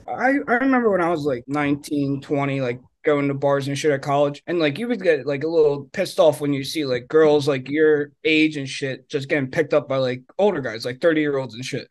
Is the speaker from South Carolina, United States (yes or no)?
no; Philadelphia, Pennsylvania, United States; I was from Philly